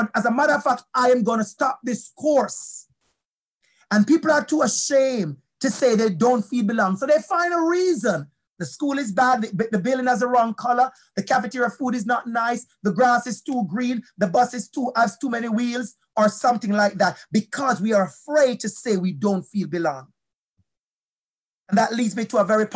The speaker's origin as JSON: {"language": "English", "country": "Jamaica", "accent": "Jamaican", "moved": "as an adult", "said": "My accent is strong, beautiful Jamaican accent"}